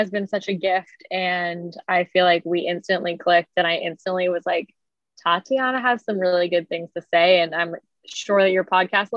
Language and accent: English; Philadelphia, Pennsylvania, United States; moved away as an adult; I am originally from the Philly area